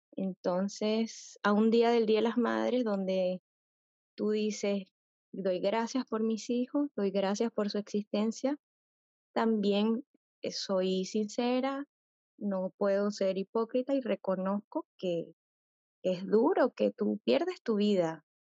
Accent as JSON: {"language": "Spanish", "country": "Venezuela", "moved": "as an adult", "said": "yo soy venezolana y tuvimos que emigrar"}